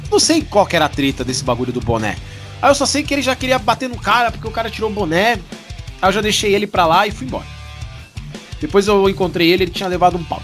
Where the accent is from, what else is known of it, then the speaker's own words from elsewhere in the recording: Cidade Tiradentes, São Paulo, Brazil; Como que eu, irmão, nego de cidade Tiradentes, ia falar com uma mina de Floripa?